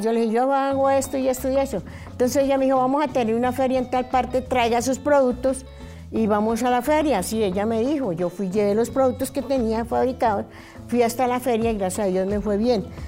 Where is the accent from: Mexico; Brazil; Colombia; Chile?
Colombia; Barbosa, Santander; also born or lived in Zipaquirá, Cundinamarca; Nací en Zipaquirá, Cundinamarca. Eh, muy pequeña me llevaron a Barbosa, Santander del Sur. Allá me crié